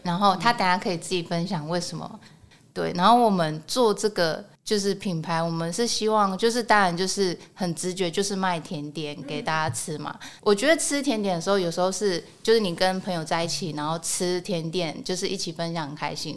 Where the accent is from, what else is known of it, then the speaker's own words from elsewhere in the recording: Taiwan; 因为我们是台湾人嘛